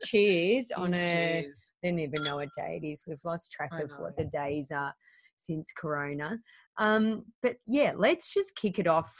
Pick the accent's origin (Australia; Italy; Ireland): Australia; Penrith, New South Wales; We just live in Weston. We're just from Penrith.